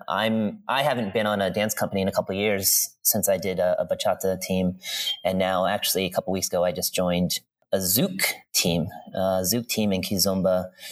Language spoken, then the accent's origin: English; East Coast, United States; moved away; I grew up on the East Coast.